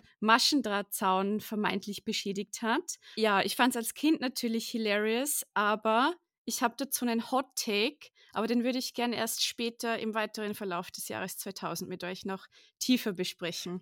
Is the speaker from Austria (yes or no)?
yes; Austria; ich komme auch aus Österreich.